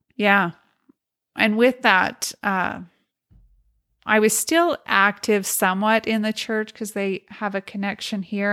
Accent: Montana, United States; also born or lived in Logan, Utah; I was born in Logan, and my parents, there was four of us children that were Mormon as children. But when I was two, we moved to Montana to a polygamous community. And so that's where I grew

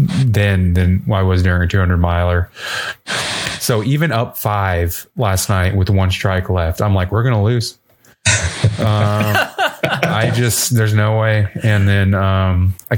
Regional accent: Texas, United States; being a Texan

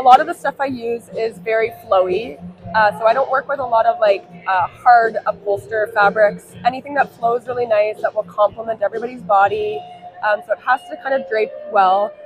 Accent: Canada; We are Canadian

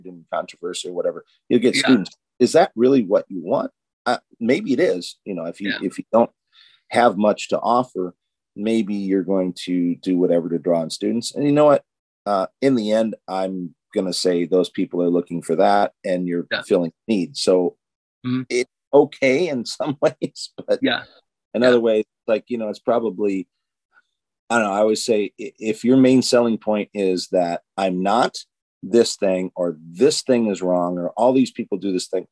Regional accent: United States; I grew up in the Quad Cities, Illinois, Iowa

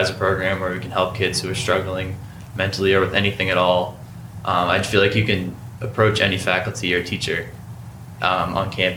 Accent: Salem, New Hampshire, United States; I'm from Salem, New Hampshire.

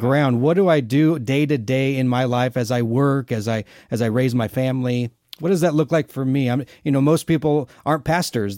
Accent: Arizona, United States; we're both originally from Arizona

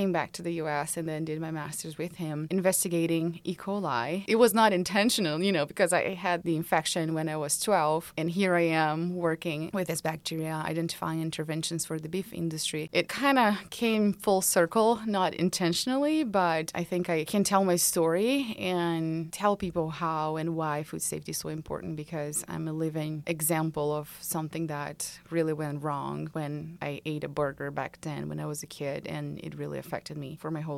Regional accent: Brazil; now in Georgia, United States; I'm originally from Brazil

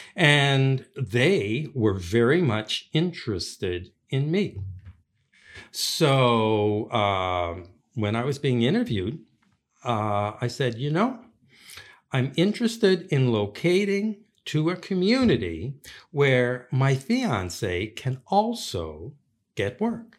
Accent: St. John's, Newfoundland and Labrador, Canada; now in Prince Edward Island, Canada; I grew up in Newfoundland, and, uh, most of my childhood was in Saint John's, Newfoundland

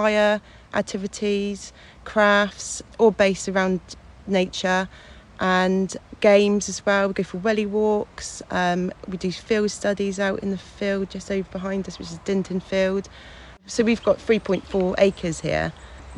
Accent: Fonthill Gifford, South West England, United Kingdom; I grew up in Fontal Gifford

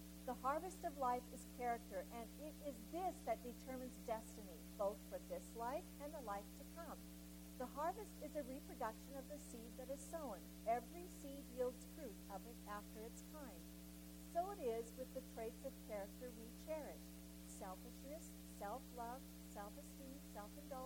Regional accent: Canada; being a Canadian and, of course, part of the Commonwealth

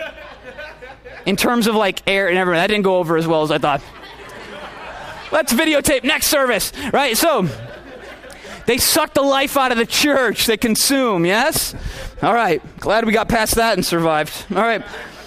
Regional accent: Minnesota, United States; I'm from Minnesota

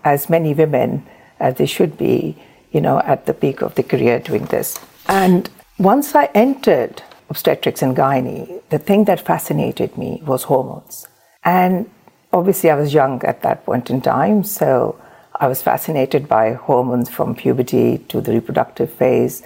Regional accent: Pakistan; moved away as an adult; also born or lived in Surrey; now in United Kingdom; I was born and raised in Pakistan.

